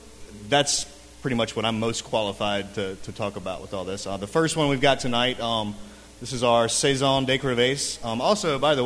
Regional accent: Mississippi, United States; now in Louisiana, United States; I'm an import from Mississippi, way across the river.

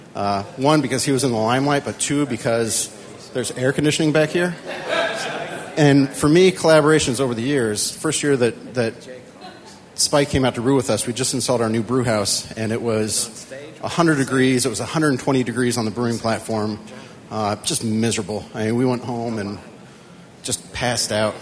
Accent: Lincoln, Nebraska, United States; now in Colorado, United States; I'm a native from Lincoln, Nebraska

